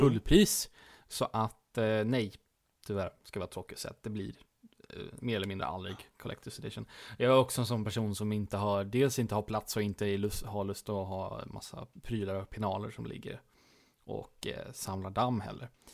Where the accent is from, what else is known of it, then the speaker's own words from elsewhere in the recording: Småland, Sweden; jag är ju smålänning ända ner i benmärgen